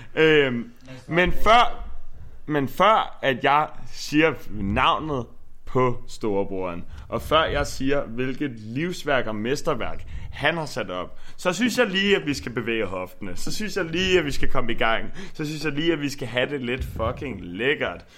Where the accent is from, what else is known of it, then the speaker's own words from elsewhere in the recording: Frederiksberg, Capital Region of Denmark, Denmark; also born or lived in Nørrebro; now in Copenhagen, Denmark; jeg kommer fra Frederiksberg